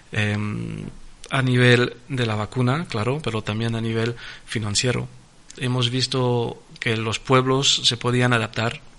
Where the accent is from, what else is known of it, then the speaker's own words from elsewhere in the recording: France; Spanish is a second language; francés, porque soy francés, es mi país de nacimiento, es mi país de, eh, de corazón y soy un un francés a 400%, pero también soy un español.